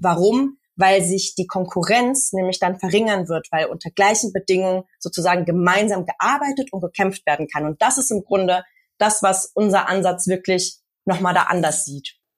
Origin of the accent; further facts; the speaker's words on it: Germany; also born or lived in Hamburg; now in Berlin, Germany; viele von uns, die in migrantischen Communities, bei mir ist es die lateinamerikanische, aufgewachsen sind hier in Deutschland